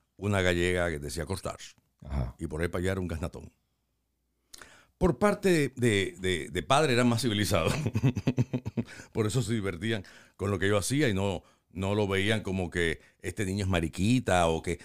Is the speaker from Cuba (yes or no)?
yes; Cuba; also born or lived in Los Angeles, California; now in United States; Mi mamá es blanca, pero blanca de mi país